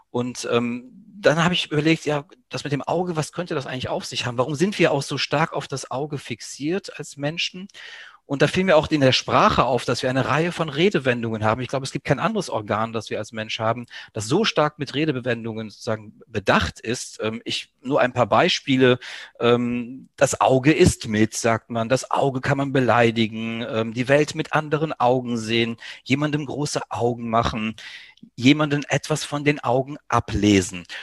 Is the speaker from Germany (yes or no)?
no; Greece; German is a second language; Mir als ja, Südeuropäer, als Grieche ist das nicht ganz unbekannt. Ähm, ich kann aus eigener Erfahrung erzählen, dass ich sozusagen ähm, in Griechenland im Dorf meiner Mutter beispielsweise als Kind